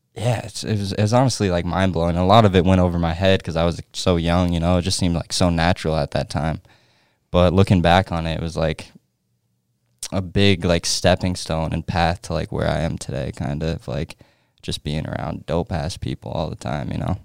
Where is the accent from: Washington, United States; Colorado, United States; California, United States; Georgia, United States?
Colorado, United States; Edwards; moved away; I'm from Edwards, Edwards, Colorado